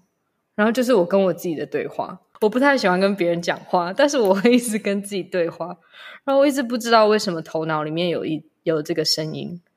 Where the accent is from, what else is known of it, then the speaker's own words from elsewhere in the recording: Taiwan; first language English; Chinese is a second language; also born or lived in Malaysia; 出生在马来西亚，在台湾长大的时间大概有五六年吧，但是一直是在一个西洋教育系统里面，所以我的母语是英文，在家里讲中文